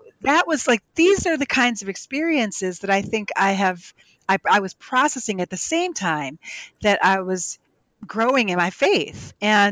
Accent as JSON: {"language": "English", "town": "Cape May", "region": "New Jersey", "country": "United States", "tie": "born or raised there", "also_born_or_lived": "Philadelphia, Pennsylvania", "said": "I moved from Philly down to Cape May, New Jersey"}